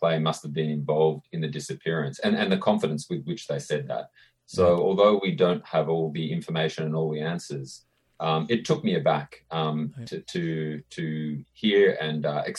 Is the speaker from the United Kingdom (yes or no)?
no; Australia; moved away as an adult; now in Canada; I'm originally from Australia and moved here only a few years ago.